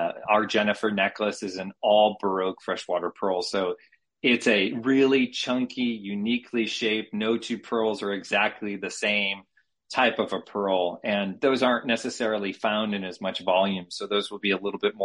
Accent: Connecticut, United States; moved away as an adult; now in San Diego, United States; I'm born and raised on the East Coast in Connecticut, moved out to San Diego after graduate school in 2001

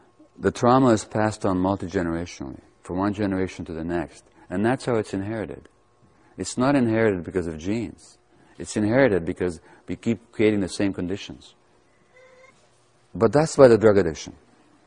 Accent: Budapest, Hungary; I was born to Jewish mother in 1944 in Budapest, Hungary

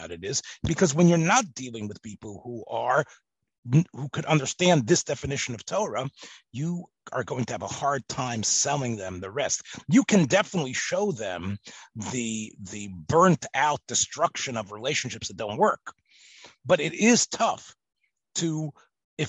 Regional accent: Memphis, Tennessee, United States; growing up in Memphis, Tennessee, and being in America, and being like Yiddish and English together

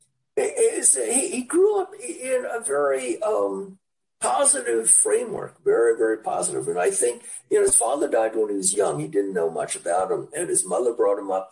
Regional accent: New York City, New York, United States; moved away as an adult; also born or lived in Chicago; now in Orange County, United States; Born and raised in the Bronx, Central Bronx, the Cardona Park area

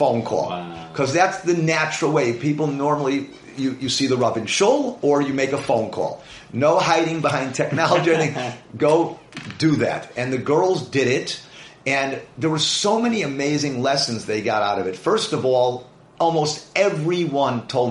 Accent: Chicago, Illinois, United States; moved away as an adult; also born or lived in Israel; now in Woodmere, United States; I moved from Chicago, where I lived my entire life, other than when I learned in Eretz Yisrael.

